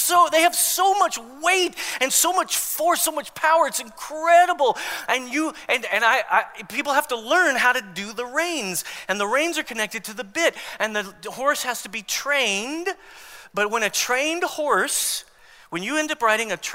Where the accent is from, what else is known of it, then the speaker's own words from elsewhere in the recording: Long Beach, California, United States; I was born in Long Beach, California